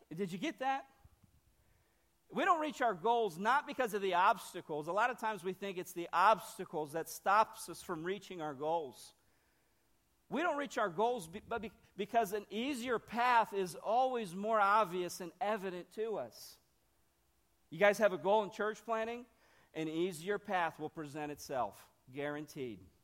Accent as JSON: {"language": "English", "region": "Northern Ohio", "country": "United States", "also_born_or_lived": "Brazil / Nashville, Tennessee", "moved": "yes", "said": "I'm, I'm from Ohio, okay? Northern Ohio"}